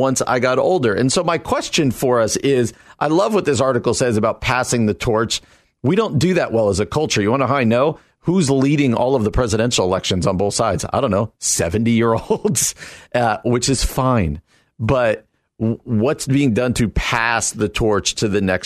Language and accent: English; New Jersey, United States; moved away as an adult; also born or lived in Illinois; I come out from New Jersey